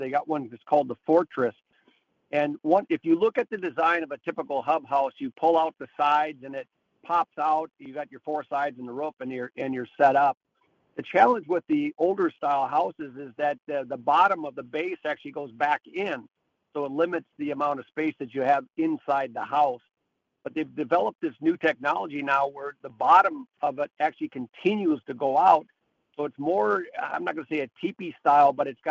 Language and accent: English; Minnesota, United States; I grew up in Minnesota, and really it's a culture there